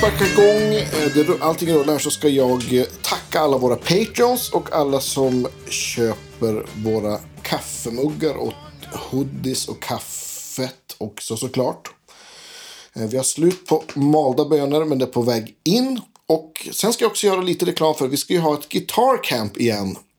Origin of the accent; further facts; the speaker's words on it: inland Västerbotten, Västerbotten County, Sweden; jag är från Västerbottens inland